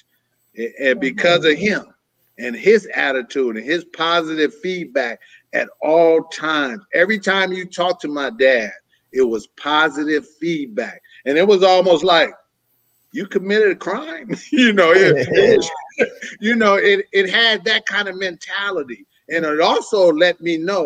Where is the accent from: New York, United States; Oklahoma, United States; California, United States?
California, United States; San Francisco; moved away as an adult; now in Antioch, United States; I'm from San Francisco, California. Born and raised there all my life until I moved to the suburbs of Antioch, California.